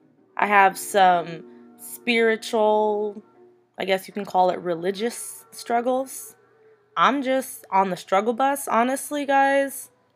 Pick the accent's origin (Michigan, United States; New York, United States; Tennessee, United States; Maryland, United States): New York, United States; now in Arizona, United States; I'm from New York. I live currently in Arizona, and let me tell you, what a difference. No, I don't sound like I'm from New York.